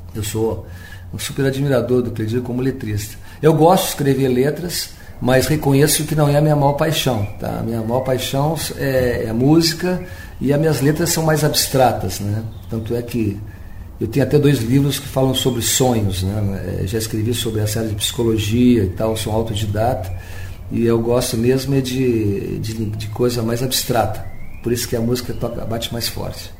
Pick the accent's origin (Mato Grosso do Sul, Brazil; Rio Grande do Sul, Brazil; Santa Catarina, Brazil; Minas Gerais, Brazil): Rio Grande do Sul, Brazil; Pelotas; born or raised there